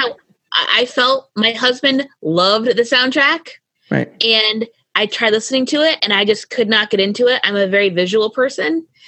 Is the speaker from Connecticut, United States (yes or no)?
yes; Connecticut, United States; I grew up in Connecticut, going to shows in school.